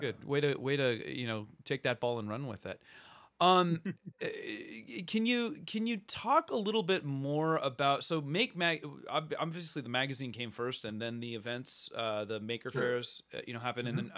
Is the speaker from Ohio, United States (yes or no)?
no; Bay Area, near San Jose, California, United States; I grew up in the Bay Area, so like re- very close to San mm-hmm. Jose, Cupertino, Apple Central